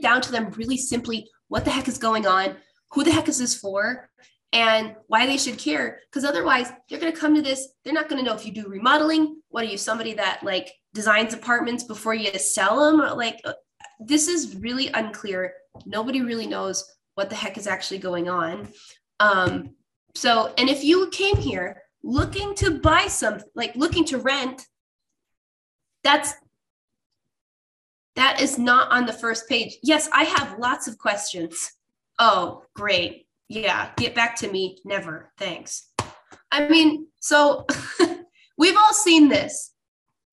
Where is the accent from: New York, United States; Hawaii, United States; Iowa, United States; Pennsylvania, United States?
New York, United States; Rochester; This is my hometown, by the way, Rochester.